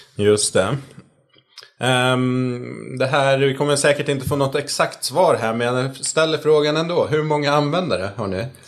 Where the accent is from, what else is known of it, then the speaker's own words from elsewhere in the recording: Sweden; som svensk